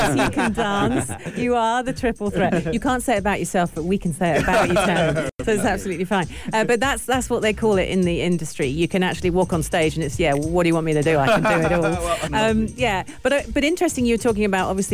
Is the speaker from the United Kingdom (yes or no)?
yes; London, United Kingdom; now in United Arab Emirates; I'm south.